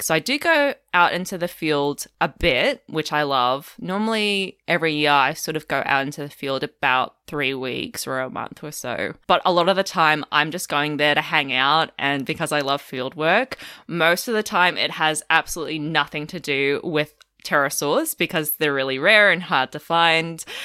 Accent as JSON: {"language": "English", "town": "Melbourne", "region": "Victoria", "country": "Australia", "also_born_or_lived": "outback Queensland", "moved": "as an adult", "lives_now": "Queensland, Australia", "said": "I'm from Melbourne originally"}